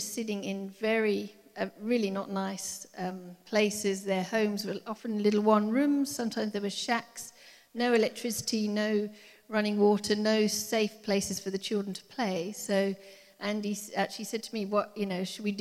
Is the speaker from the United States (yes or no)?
no; England, United Kingdom; moved away as an adult; now in Cape Town, South Africa; I'm English